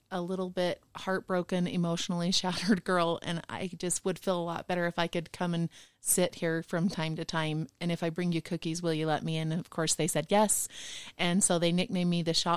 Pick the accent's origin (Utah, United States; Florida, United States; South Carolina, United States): Utah, United States; South Jordan; I grew up in South Jordan, Utah, my grandpa's farm.